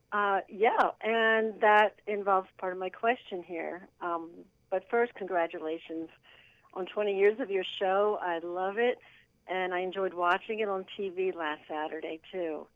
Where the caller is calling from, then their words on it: Harleysville, Pennsylvania, United States; I'm calling from Harleyville, Pennsylvania.